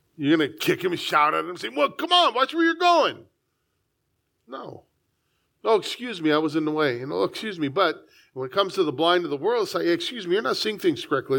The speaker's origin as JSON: {"language": "English", "town": "San Diego", "region": "California", "country": "United States", "tie": "born or raised there", "said": "I was born here, I love it. Born in the, the finest city in the United States"}